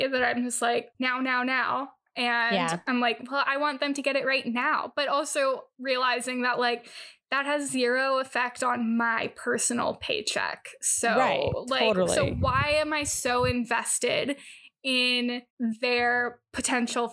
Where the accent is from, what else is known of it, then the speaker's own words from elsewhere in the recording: California, United States; having grown up in California